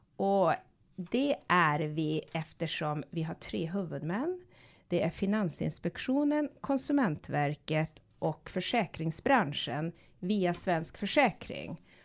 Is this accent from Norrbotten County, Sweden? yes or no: yes; Tärendö, Norrbotten County, Sweden; moved away; jag kommer från Tornedalen, från en liten by som heter Tärendö